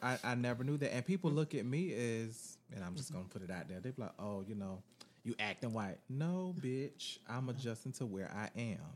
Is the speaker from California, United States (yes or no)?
no; Florida, United States; I'm from Florida. I'm a Floridian who live in America